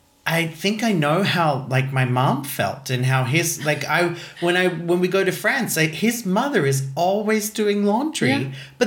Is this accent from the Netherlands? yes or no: no; Australia; moved away; I'm in the habit still of being Australian. You when you grow up in a hot country